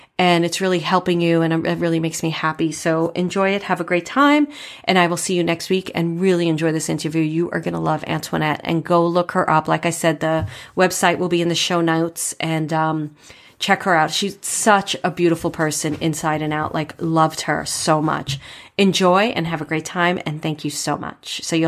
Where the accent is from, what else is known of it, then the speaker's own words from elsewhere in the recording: New York City, New York, United States; moved away; also born or lived in Manhattan / Poughkeepsie; I'm from Brooklyn and then Manhattan.